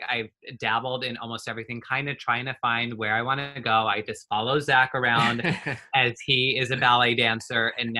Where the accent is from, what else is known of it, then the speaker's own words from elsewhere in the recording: northern Utah, United States; also born or lived in Oklahoma; now in California, United States; I'm 30 years old, and I'm originally from Utah, like northern Utah. We have moved around pretty much all over the place.